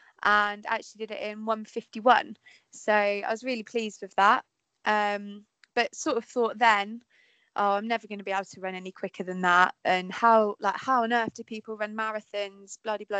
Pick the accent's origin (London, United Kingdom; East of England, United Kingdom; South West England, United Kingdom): East of England, United Kingdom; Peterborough; I'm from Peterborough